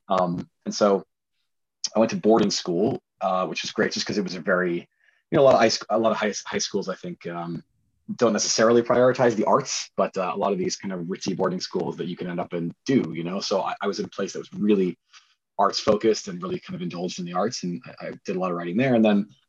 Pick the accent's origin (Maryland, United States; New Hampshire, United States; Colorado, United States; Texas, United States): New Hampshire, United States; I grew up in New Hampshire